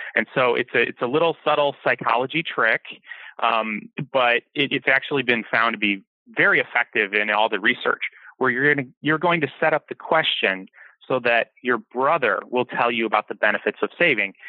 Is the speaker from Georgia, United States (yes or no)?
no; Detroit, Michigan, United States; now in Kauai, United States; I grew up in Detroit